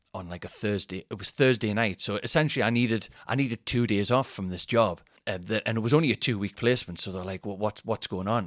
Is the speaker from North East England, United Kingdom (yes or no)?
yes; Newcastle upon Tyne, North East England, United Kingdom; accent: Newcastle accent; Geordie; I'm from Newcastle.